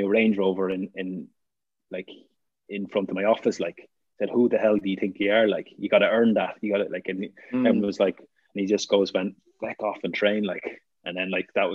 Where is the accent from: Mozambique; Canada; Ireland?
Ireland; being Irish